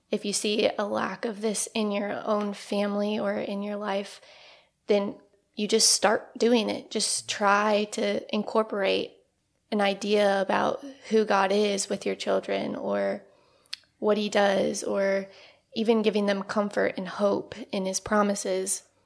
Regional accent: Northeast Indiana, United States; moved away as an adult; now in Evansville, United States; I grew up in Northeast Indiana, and I came down to Evansville to go to school at U S

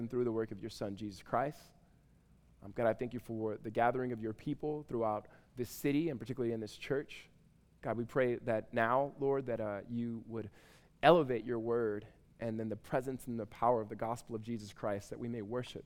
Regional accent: Southern California, United States; now in Tempe, United States; I'm from Southern California

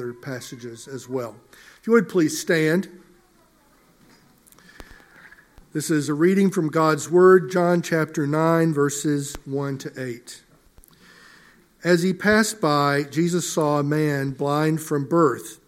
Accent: Mississippi, United States; Growing up in Mississippi many years ago, I was raised on a farm

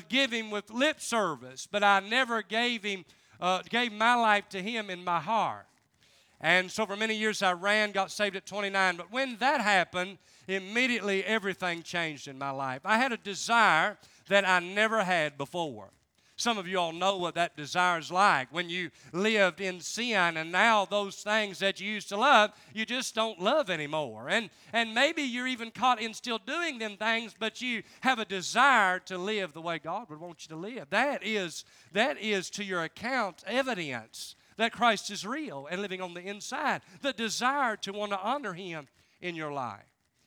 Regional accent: Charleston, West Virginia, United States; I'm from Charleston, West Virginia.

